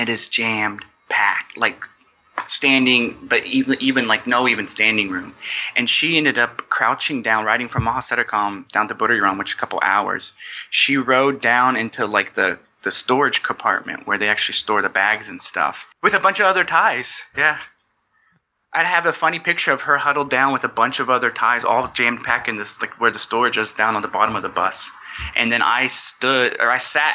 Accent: United States; moved away; So I'm originally from the States.

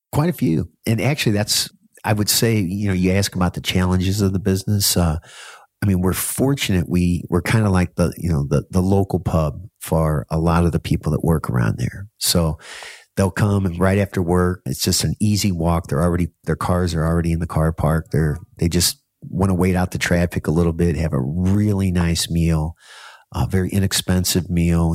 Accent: United States; now in Bangkok, Thailand; as an American

